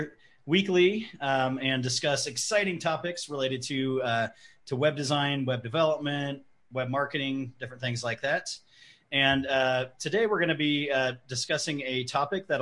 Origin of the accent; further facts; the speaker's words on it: Prescott, Arizona, United States; I'm from Prescott, Arizona